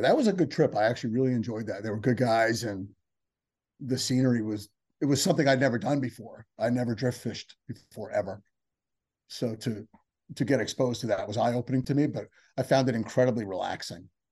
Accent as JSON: {"language": "English", "region": "New Jersey", "country": "United States", "also_born_or_lived": "San Diego"}